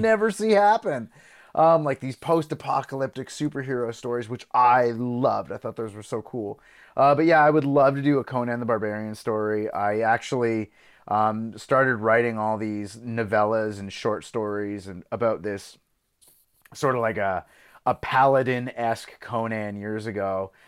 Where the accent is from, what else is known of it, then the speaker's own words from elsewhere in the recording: Belgium; I grew up in Belgium